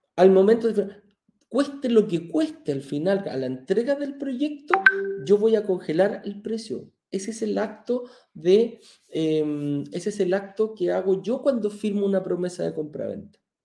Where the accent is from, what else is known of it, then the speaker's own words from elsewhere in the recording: Chile; now in Mexico; lo que tenemos en Chile